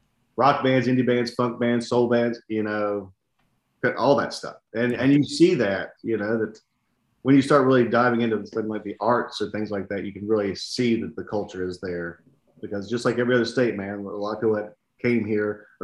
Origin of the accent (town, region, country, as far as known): West Virginia, United States; accent: West Virginian; now in Tennessee, United States